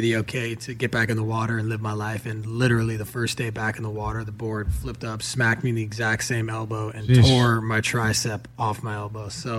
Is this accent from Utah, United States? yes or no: no; Malibu, California, United States; most of us are born and raised in Malibu, and a lot of us have stuck around.